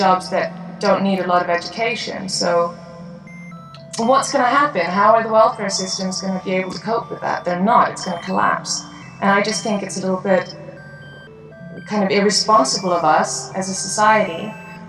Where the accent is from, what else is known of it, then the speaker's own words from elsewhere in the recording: England, United Kingdom; also born or lived in United States; now in Iceland; I'm Icelandic, but I grew up in England, for instance, and spent a lot of time in the US